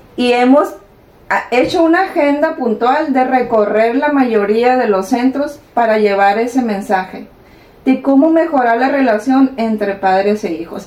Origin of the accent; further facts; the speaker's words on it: El Carrizo, Sinaloa, Mexico; al carrizo, mi tierra